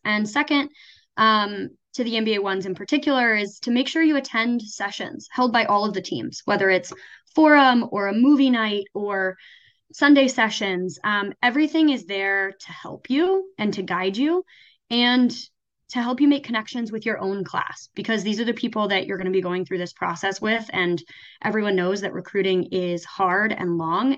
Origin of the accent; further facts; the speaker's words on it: a small town in Oklahoma, United States; also born or lived in New York; now in Ann Arbor, United States; I am originally from a small town in Oklahoma